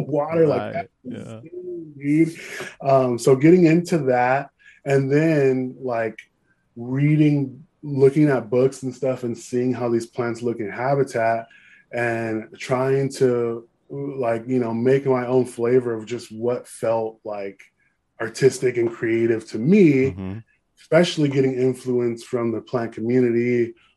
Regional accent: Upland, California, United States; I grew up in Upland

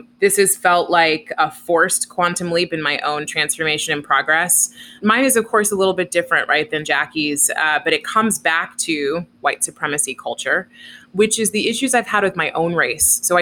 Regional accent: Oakland, California, United States; I grew up in Oakland, which is a pretty diverse place

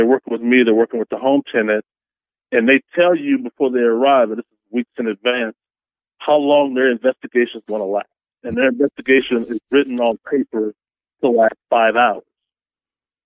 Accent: Texas, United States; now in Seattle, United States; I'm from Texas. I moved to Seattle in 2005

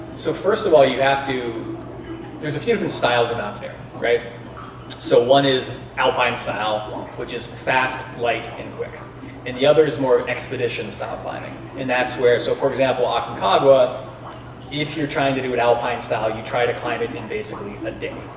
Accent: Grandview Heights, Ohio, United States; moved away as an adult; also born or lived in Boulder, Colorado / Scotland / Chile; I grew up right here in Grandview Heights, Ohio, right here in the middle of Columbus.

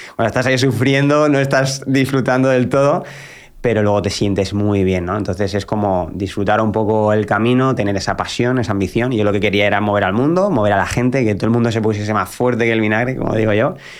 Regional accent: Albacete, Castilla-La Mancha, Spain; en mi ciudad natal, en Albacete

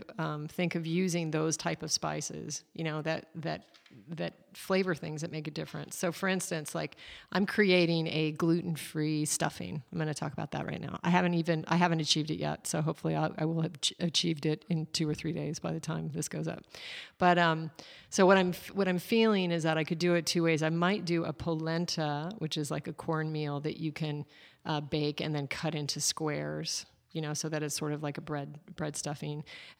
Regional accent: Alaska, United States; I come from Alaska, and my dad is a hunter

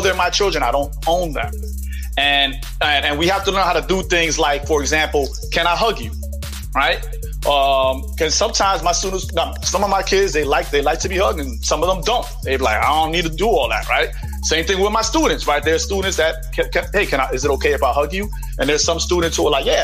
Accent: New York City, New York, United States; I'm from the Bronx

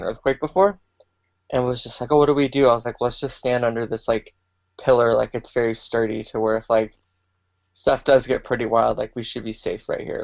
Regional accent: Alaska, United States; moved away; growing up in Alaska

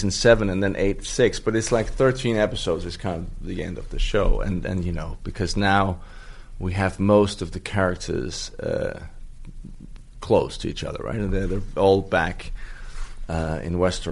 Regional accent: Denmark; I'm from Denmark

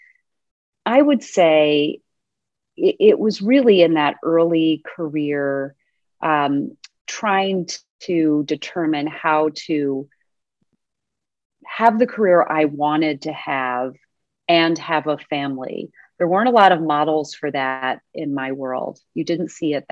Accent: Austin, Texas, United States; now in Midwest, United States; I am from Austin, Texas.

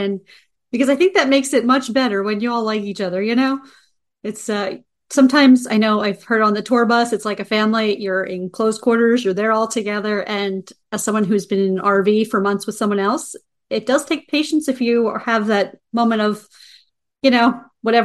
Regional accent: United States; as American

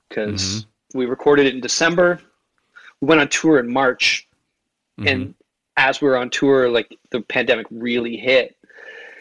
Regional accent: Toronto, Ontario, Canada; I grew up in Toronto, where it's a really multicultural city

